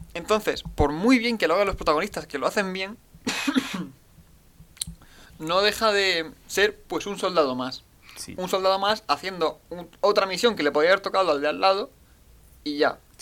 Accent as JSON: {"language": "Spanish", "country": "Spain", "said": "soy español"}